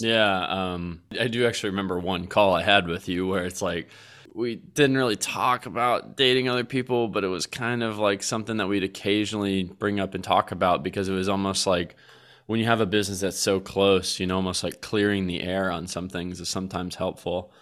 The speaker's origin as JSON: {"language": "English", "town": "Colleyville", "region": "Texas", "country": "United States", "tie": "born or raised there", "said": "we're gonna stay here in suburbia where I grew up in Colleyville, Texas"}